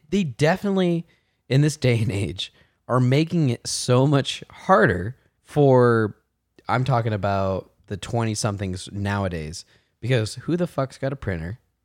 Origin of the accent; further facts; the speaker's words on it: Martinez, California, United States; I grew up in Martinez